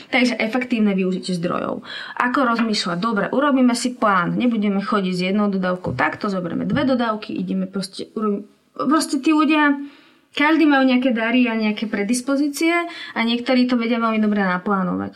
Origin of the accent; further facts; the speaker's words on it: Slovakia; ja som Slovenka, som tu dobrovoľníčka